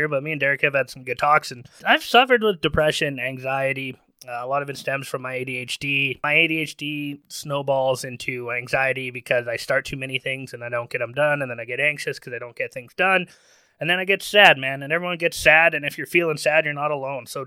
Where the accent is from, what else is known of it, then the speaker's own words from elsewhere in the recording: Manitoba, Canada; We're from Manitoba, and in Manitoba, you're kind of taught to keep your shit to yourself